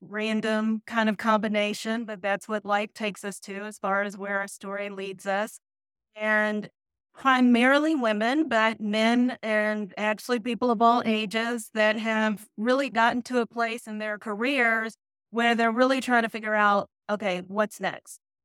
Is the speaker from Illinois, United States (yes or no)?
no; Louisville, Kentucky, United States; moved away as an adult; also born or lived in Nashville, Tennessee / Detroit, Michigan / Atlanta, Georgia; now in Charlotte, United States; born and raised in Louisville, Kentucky